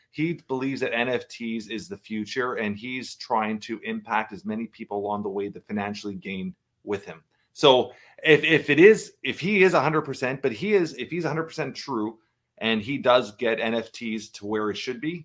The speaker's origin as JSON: {"language": "English", "town": "Toronto", "region": "Ontario", "country": "Canada", "tie": "born or raised there", "said": "I've been, uh, born and raised in Toronto, Canada"}